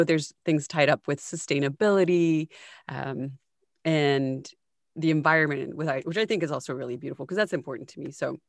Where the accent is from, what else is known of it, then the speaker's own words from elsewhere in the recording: United States; we grew up in the States